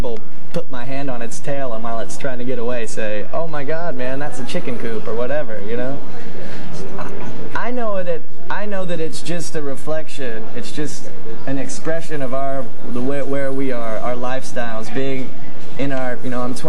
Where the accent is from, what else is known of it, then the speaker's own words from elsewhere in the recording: the South, United States; down the road a piece called the South, you know, where we grew up